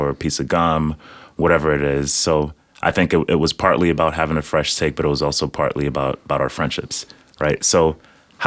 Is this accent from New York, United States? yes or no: yes; New York City, New York, United States; also born or lived in Nigeria; I was born in Nigeria. I grew up in the Bronx, New York.